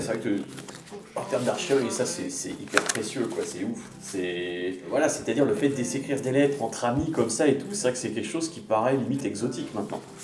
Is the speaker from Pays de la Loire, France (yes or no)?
yes; near Brette-les-Pins / Le Mans, Pays de la Loire, France; un village situé à quelques kilomètres seulement de là où j'ai grandi